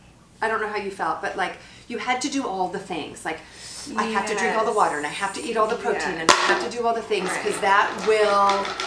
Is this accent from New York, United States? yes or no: yes; New York, United States; moved away; also born or lived in California; my husband and I had our two kids in California, both of our, you know, we're both from New York and our families are on the East Coast.